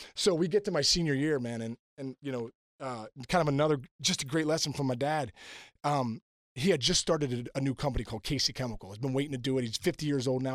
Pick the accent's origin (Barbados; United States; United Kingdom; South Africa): United States; Pittsburgh, Pennsylvania; also born or lived in New Jersey; growing up in Pittsburgh